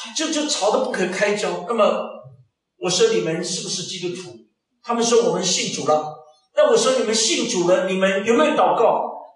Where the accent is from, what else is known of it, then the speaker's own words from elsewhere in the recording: China; moved away; also born or lived in Germany; 我们中国人比较重视那个农历新年